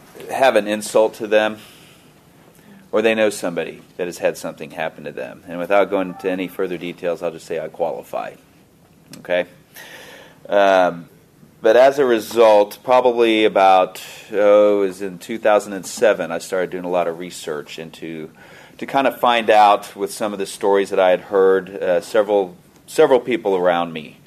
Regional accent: Kansas City, United States; also born or lived in Fort Leavenworth; I'm from Kansas City

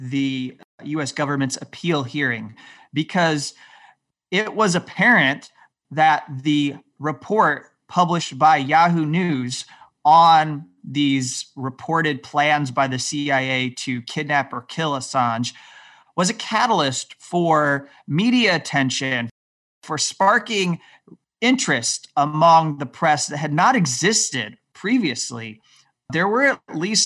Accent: United States; as an American

